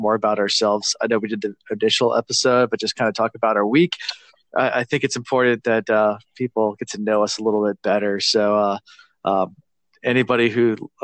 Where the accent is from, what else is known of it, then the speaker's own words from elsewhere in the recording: Virginia, United States; We are from the United States, all of us from Virginia.